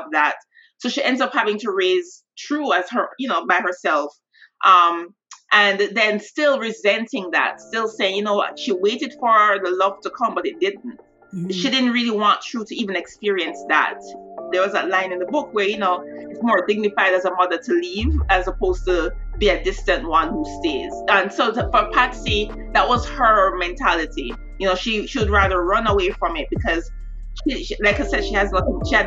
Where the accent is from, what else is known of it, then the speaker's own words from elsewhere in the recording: Jamaica; Growing up in Jamaica